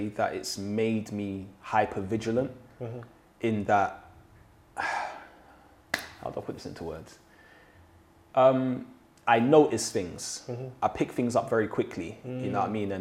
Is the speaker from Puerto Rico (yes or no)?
no; London, United Kingdom; also born or lived in Shepherd's Bush, London; I lived in West London. So I'm originally from Ladbroke Grove and I moved to Shepherd's Bush.